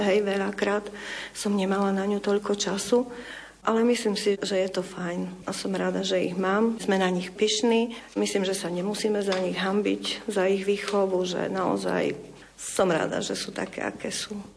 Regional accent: eastern Slovakia, Slovakia; moved away; sme boli z východu

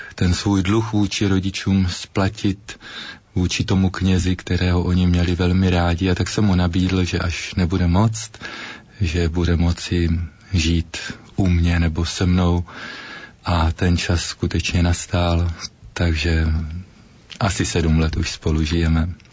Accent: Ruda nad Moravou, Olomouc Region, Czechia; now in Olomouc, Czech Republic; ve farnosti Ruda nad Moravou, odkud pocházím

